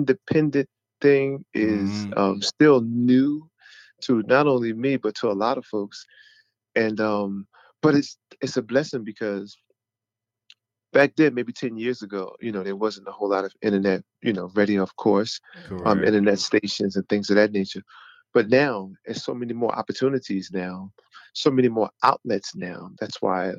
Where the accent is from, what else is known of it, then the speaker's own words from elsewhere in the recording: Philadelphia, Pennsylvania, United States; I am from Philadelphia, PA